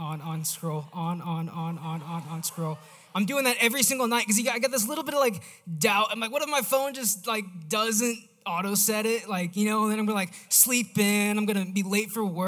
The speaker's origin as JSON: {"language": "English", "region": "Missouri", "country": "United States", "said": "I am from Missouri"}